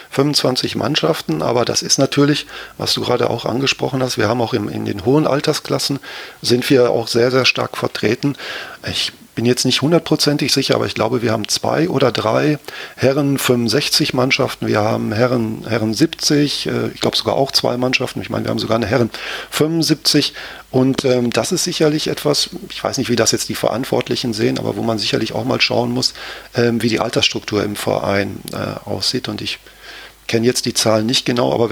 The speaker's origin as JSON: {"language": "German", "town": "Gelsenkirchen", "region": "North Rhine-Westphalia", "country": "Germany", "tie": "born or raised there", "said": "Also ich bin in Gelsenkirchen geboren und aufgewachsen und da kriegst du das quasi mit in die Wiege gelegt, dass du da äh, Schalke-Fan wirst."}